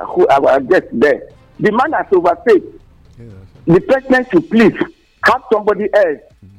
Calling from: Nigeria; I'm calling from Kuto.

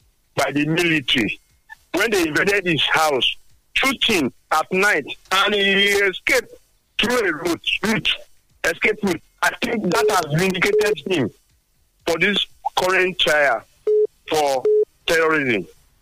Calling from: Songo, Nigeria; I greet you, Engineer Afolabi. I'm calling from Songo.

